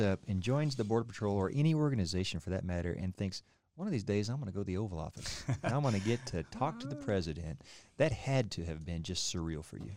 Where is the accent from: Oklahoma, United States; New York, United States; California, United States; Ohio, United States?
Oklahoma, United States; moved away; I came from Oklahoma, about as, as, as central as you can get